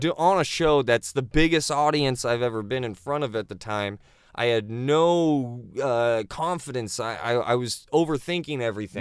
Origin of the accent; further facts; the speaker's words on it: Naples, Florida, United States; now in Orlando, United States; I was born and raised in Naples, where they play golf and take Oxycons